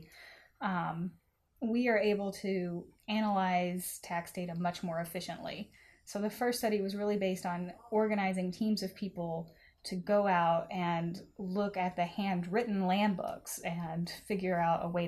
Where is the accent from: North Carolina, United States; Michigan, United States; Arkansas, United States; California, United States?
Arkansas, United States; I am from the Mississippi Delta region of Northeast Arkansas